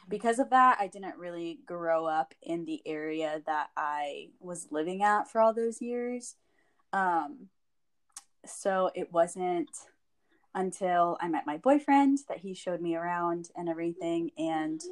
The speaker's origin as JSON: {"language": "English", "town": "San Antonio", "region": "Texas", "country": "United States", "tie": "born or raised there", "said": "I was born and raised in San Antonio."}